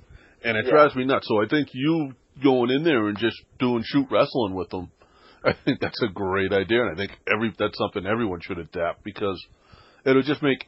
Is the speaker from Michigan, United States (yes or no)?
no; Boston, Massachusetts, United States; But I grew up in the city. I grew up in Boston.